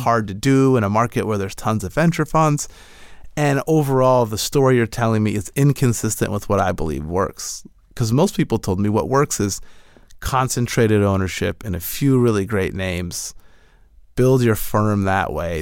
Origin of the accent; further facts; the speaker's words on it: Michigan, United States; now in California, United States; I'm originally from Michigan and moved out to California